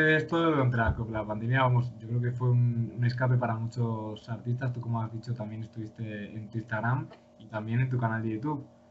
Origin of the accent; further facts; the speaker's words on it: León, Castile and León, Spain; now in Madrid, Spain; yo soy de León